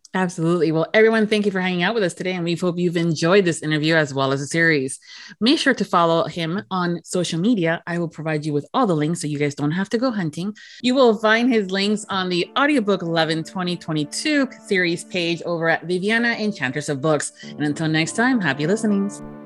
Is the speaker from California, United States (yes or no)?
no; Florida, United States; being born and raised here in Florida